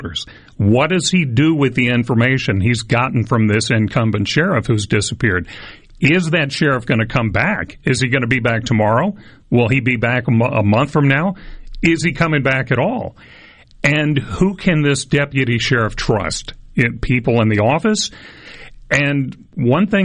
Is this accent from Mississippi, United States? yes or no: yes; Starkville, Mississippi, United States; I grew up in Starkville